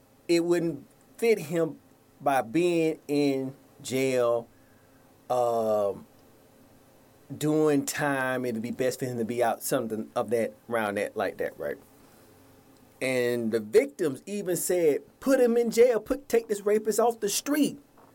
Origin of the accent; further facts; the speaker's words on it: Atlanta, Georgia, United States; my hometown, Atlanta